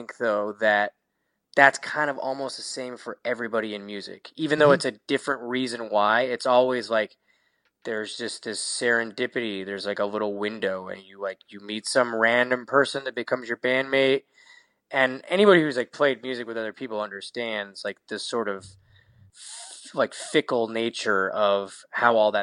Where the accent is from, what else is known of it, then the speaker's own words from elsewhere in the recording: Seattle, Washington, United States; moved away as an adult; also born or lived in Southern California; I grew up in Seattle, Washington